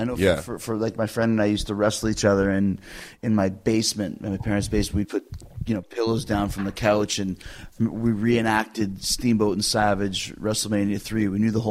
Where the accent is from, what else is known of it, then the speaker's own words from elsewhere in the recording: Calgary, Alberta, Canada; So I grew up in Calgary, or, you know, I started in Calgary, which has a rodeo scene and is a big, you know, cowboy area.